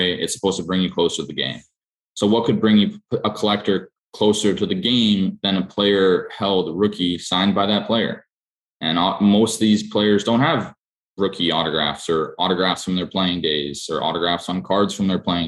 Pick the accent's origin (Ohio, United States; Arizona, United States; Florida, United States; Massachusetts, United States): Massachusetts, United States; Boston; I grew up in Boston.